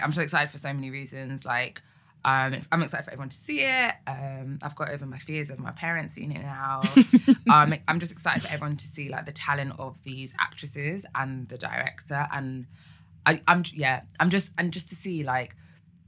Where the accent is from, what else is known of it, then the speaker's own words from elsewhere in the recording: Essex, East of England, United Kingdom; I was an Essex girl